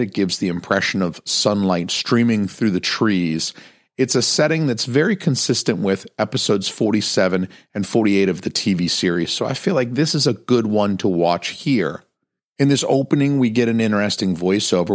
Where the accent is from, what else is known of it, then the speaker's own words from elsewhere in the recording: United States; as an American viewer